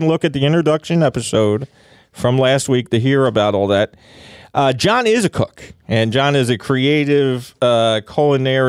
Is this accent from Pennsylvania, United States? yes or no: yes; Philadelphia, Pennsylvania, United States; I'm from Kensington